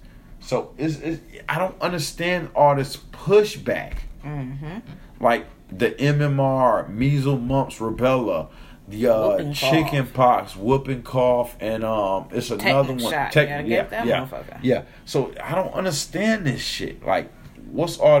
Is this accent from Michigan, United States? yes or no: yes; Detroit, Michigan, United States; We're from Detroit